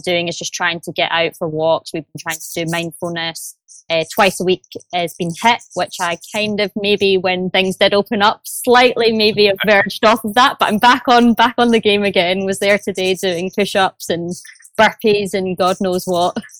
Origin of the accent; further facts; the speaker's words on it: Glasgow, Scotland, United Kingdom; accent: Glaswegian; now in London, United Kingdom; I'm originally from Glasgow, but I am based in London office, so which you might hear by the accent.